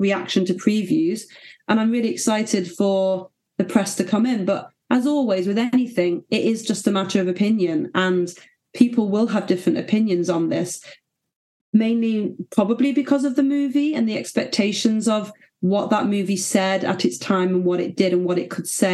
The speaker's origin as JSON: {"language": "English", "town": "Manchester", "region": "North West England", "country": "United Kingdom", "tie": "born or raised there", "said": "in Manchester. Beautiful. Which is very exciting. It's my hometown"}